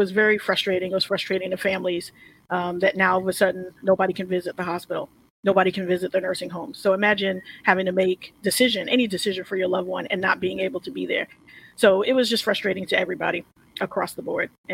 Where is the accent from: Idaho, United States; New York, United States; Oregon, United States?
New York, United States; also born or lived in New Orleans; I'm from New York and I speak fast